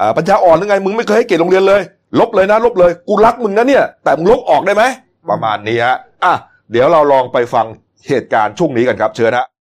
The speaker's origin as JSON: {"language": "Thai", "region": "Nakhon Sawan", "country": "Thailand", "said": "ผมเป็นคนนครสวรรค์"}